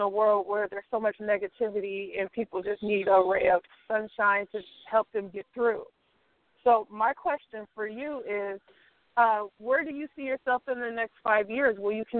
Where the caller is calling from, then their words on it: Bay Area, California, United States; I'm calling from the Bay Area in California.